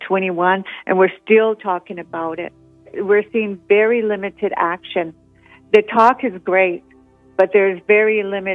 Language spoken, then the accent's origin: English; Kainai Nation, Alberta, Canada; I'm from the Blood Tribe, otherwise known as Kainai Nation.